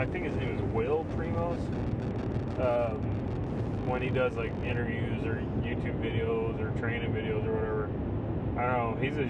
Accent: Texas, United States; We're from Texas

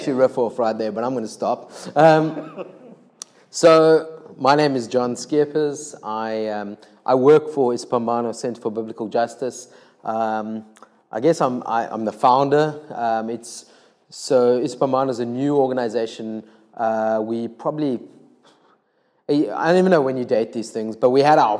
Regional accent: Cape Town, Western Cape, South Africa; I'm from Cape Town. I live in Salt River.

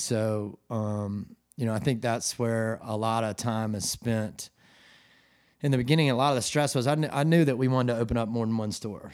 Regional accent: Atlanta, Georgia, United States; moved away as an adult; also born or lived in New York / Colorado; now in Charleston, United States; I'm from Atlanta, Georgia. Um, I grew up there, and my parents still live in the same house.

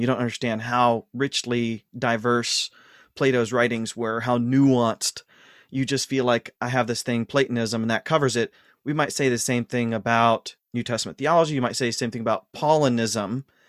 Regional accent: Ashland, Ohio, United States; moved away; I was born and raised in Ashland, Ohio.

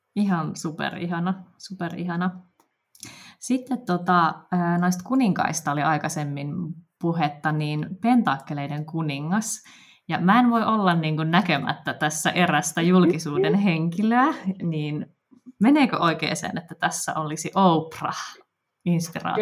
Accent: Helsinki, Uusimaa, Finland; tämä on niin kuin mun, mun kotikaupunki

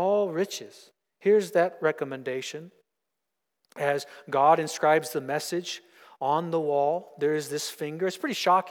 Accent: United States; I am American

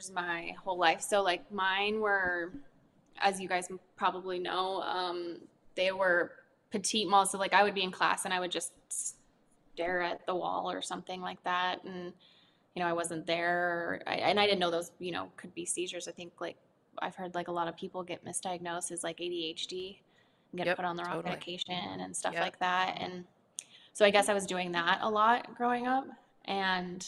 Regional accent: Nebraska, United States; moved away; I lived in a really small town and there's not a whole lot to do. So I picked up golf and I ended up being pretty good at it. And I started winning a lot of tournaments and I became the number two golfer in Nebraska

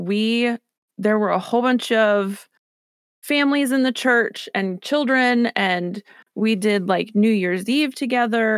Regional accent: Newark, Ohio, United States; also born or lived in Cleveland area, Ohio; I'm from here. My family lives here, born and raised

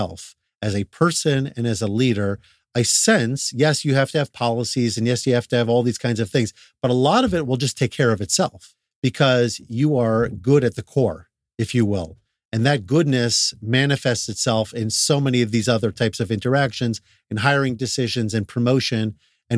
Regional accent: New York, United States; moved away as an adult; also born or lived in Atlanta; I grew up in New York and I was a head of school down in Atlanta.

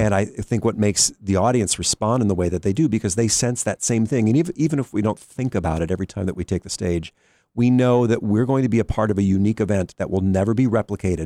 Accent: Cleveland, Ohio, United States; moved away; also born or lived in Pittsburgh; when I was a kid, I grew up in Cleveland listening to the Cleveland Orchestra

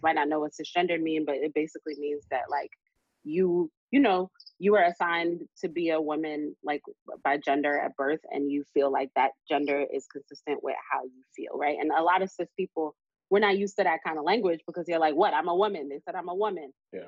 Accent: New York City, New York, United States; we're from Brooklyn. People wild out off of nothing

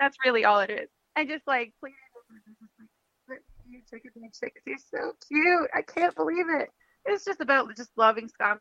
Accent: Minneapolis, Minnesota, United States; my hometown

